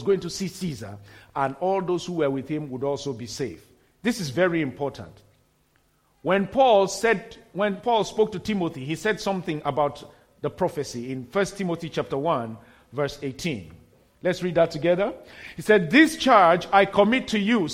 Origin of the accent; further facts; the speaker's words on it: Nigeria; moved away; before I got back to my home country at that time in Nigeria